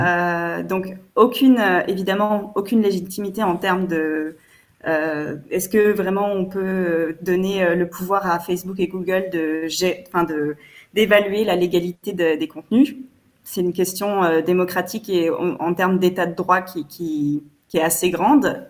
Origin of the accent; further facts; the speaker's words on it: France; je ne suis pas belge, je suis française.